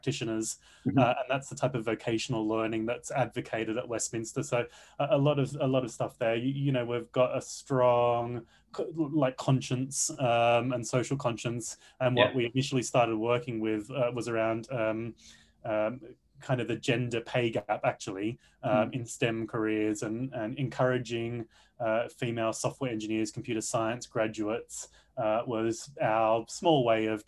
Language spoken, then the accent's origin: English; Australia; moved away as an adult; also born or lived in Sydney; I'm an Australian expat working at Concentric's Tiger Spike